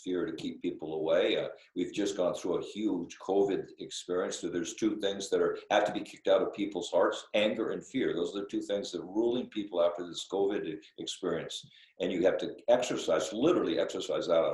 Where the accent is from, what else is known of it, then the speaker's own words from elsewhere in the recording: United States; moved away as an adult; also born or lived in Alaska / Magadan, Russia; I'm American and a Catholic priest